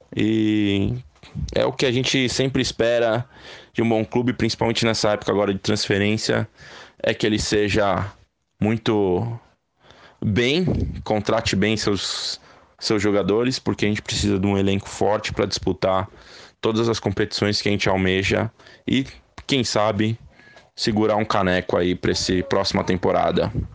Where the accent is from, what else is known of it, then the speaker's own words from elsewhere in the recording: São Paulo, Brazil; eu sou de São Paulo, capital, tenho 37 anos